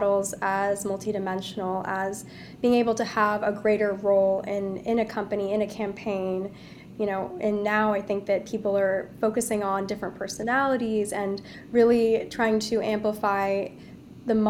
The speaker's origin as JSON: {"language": "English", "country": "United States", "said": "being born American but of Indian heritage"}